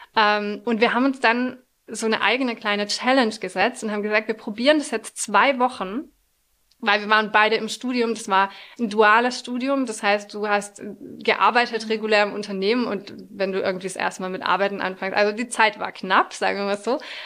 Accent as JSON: {"language": "German", "country": "France", "tie": "born or raised there", "moved": "yes", "said": "Ich bin in Frankreich aufgewachsen und zur Grundschule gegangen"}